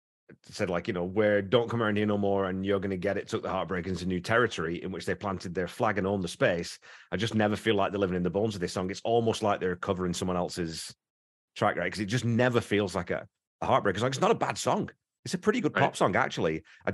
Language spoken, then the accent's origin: English; England, United Kingdom; accent: northern; If you're northern, you've got that very sort of, and I don't have it anymore, nowhere near have my accent anymore, but that northern accent's viewed in very similar terms